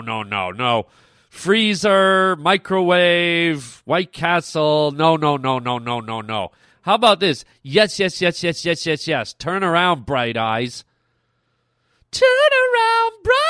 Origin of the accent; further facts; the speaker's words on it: Ontario, Canada; moved away as an adult; I grew up in Ontario